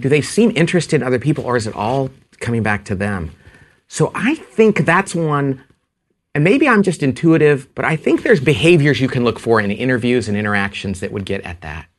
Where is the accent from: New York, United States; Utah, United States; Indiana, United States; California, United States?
California, United States; I'm from California